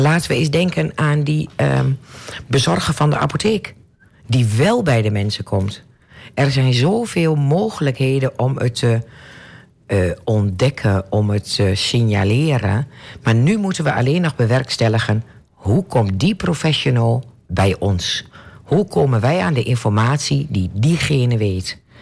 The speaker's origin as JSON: {"language": "Dutch", "country": "Netherlands", "said": "Ik ben een echte Nederlander, een echte Hollandse."}